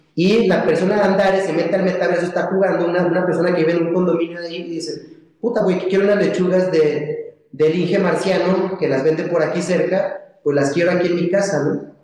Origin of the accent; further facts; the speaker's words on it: Mexico; como, como mexicanos y, personas que nos dedicamos a la agricultura